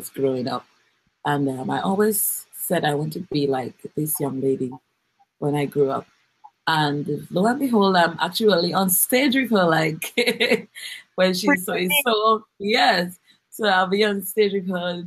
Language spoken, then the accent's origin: English; Dominica; I'm from the beautiful community of Girardel and Eggleston, but Girardel mainly. And I was born in Dominica, 100% Dominican. I went to the Girardel Primary.